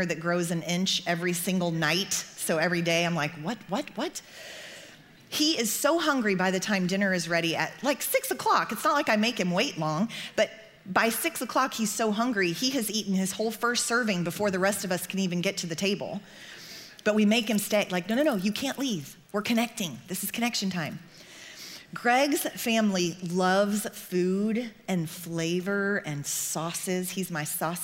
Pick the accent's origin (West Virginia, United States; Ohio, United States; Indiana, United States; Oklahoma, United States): Oklahoma, United States; I grew up in Oklahoma